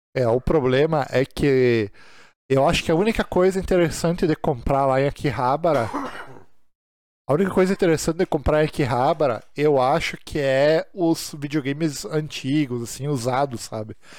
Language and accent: Portuguese; Brazil; nós que somos brasileiros